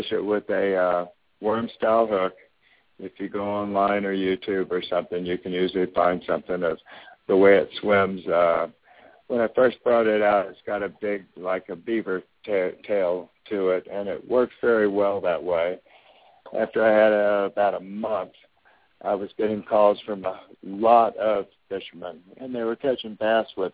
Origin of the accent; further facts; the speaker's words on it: Texas, United States; moved away as an adult; also born or lived in Houston, Texas / Corpus Christi, Texas / Austin, Texas / Durango, Colorado; now in Florida, United States; I was raised in Texas